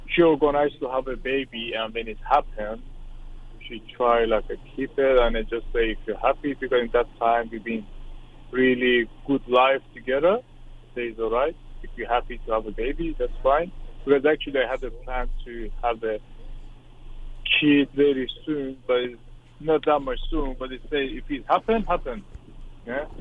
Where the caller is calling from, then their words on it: Australia; I'm calling from Australia